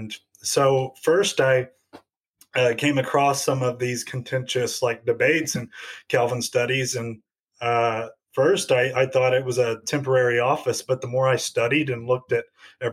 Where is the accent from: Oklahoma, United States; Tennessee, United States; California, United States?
Tennessee, United States; Jackson; moved away as an adult; now in Greeley, United States; I grew up in Jackson, Tennessee, near the Memphis side of the state